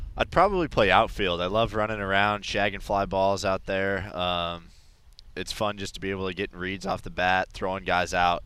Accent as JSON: {"language": "English", "town": "Denver", "region": "Colorado", "country": "United States", "tie": "born or raised there", "moved": "yes", "lives_now": "San Francisco, United States", "said": "I grew up in Denver, so I grew up going to a lot of Rockies games"}